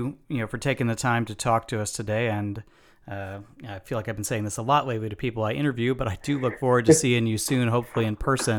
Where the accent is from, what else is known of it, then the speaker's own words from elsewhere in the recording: Illinois, United States; my home state of Illinois